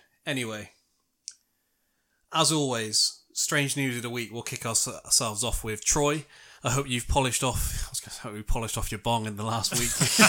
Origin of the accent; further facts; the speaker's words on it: United Kingdom; as a Brit